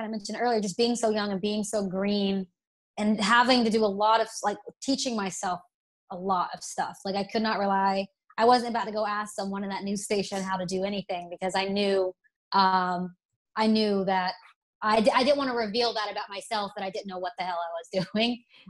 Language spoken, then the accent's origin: English; Alabama, United States; accent: Southern; See, I was raised in Alabama, went to college in Tennessee. I used to have the most Southern draw